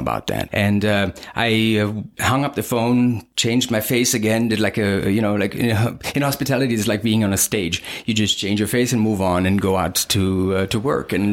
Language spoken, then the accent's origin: English; Switzerland; moved away as an adult; also born or lived in Germany / southern Switzerland (Italian part); now in United States; I was born in Germany, but I was raised in Switzerland